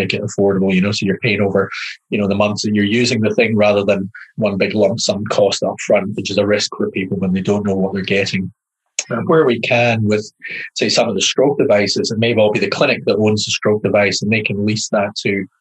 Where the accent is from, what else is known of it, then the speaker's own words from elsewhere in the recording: Highlands of Scotland, United Kingdom; accent: Scottish; moved away as an adult; now in New Zealand; I was brought up in the Highlands of Scotland